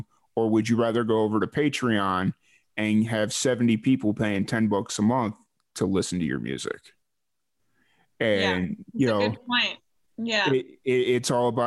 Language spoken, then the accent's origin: English; Chicago, Illinois, United States; I'm from Chicago